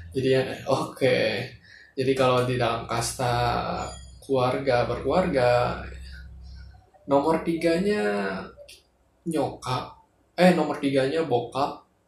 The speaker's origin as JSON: {"language": "Indonesian", "region": "Jakarta", "country": "Indonesia", "said": "kita sebagai warga Jakarta"}